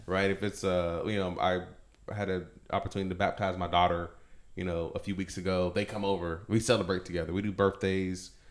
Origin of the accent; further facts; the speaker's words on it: Texas, United States; I grew up in Texas